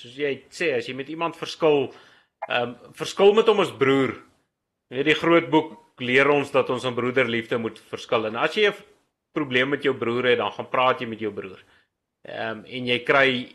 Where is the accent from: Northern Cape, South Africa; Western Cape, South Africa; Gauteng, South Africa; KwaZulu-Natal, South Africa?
Gauteng, South Africa; Wild West Rand; Ek kom hier van die Wille Wesrand af